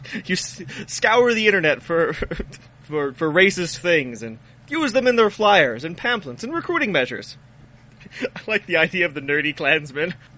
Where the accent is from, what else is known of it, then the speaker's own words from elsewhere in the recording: Texas, United States; we we are American by choice, but Texan by the grace of God